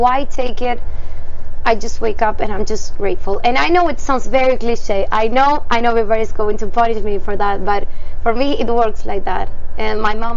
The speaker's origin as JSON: {"language": "English", "region": "Córdoba", "country": "Argentina", "moved": "as an adult", "said": "I'm from Argentina, so coming from South America"}